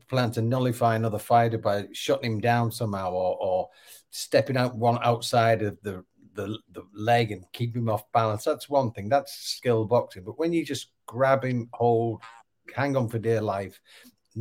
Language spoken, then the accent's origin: English; England, United Kingdom; I'm English and it's an Englishman and I'm patriotic